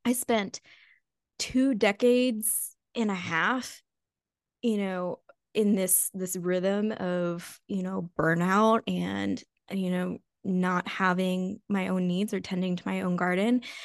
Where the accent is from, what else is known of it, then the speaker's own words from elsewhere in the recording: United States; growing up in the United States